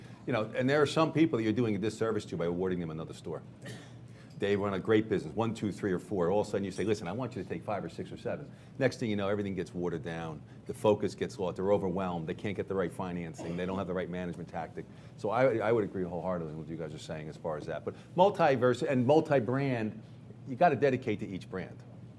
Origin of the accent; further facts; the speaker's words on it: New York, United States; I'm from New York